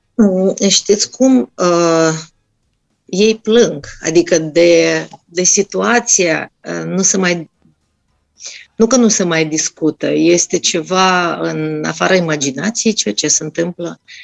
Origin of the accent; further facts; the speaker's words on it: Russia; first language Russian; Romanian is a second language; now in Romania; eu sunt din Rusia, vorbim rusă, normal